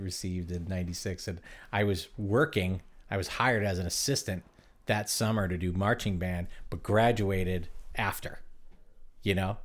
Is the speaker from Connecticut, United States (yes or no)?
yes; Connecticut, United States; moved away; also born or lived in Cape Cod, Massachusetts; I was from, I'm from Connecticut